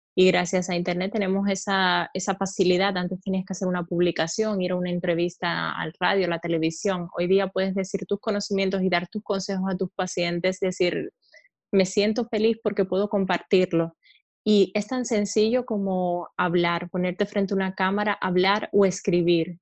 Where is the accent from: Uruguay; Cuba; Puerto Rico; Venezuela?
Cuba; eastern Cuba, Oriente; moved away as an adult; also born or lived in Havana, Cuba; now in Spain; yo soy cubana